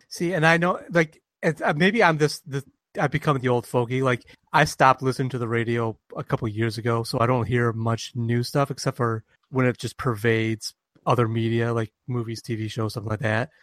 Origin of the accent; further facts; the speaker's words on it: Detroit, Michigan, United States; I'm from the Detroit area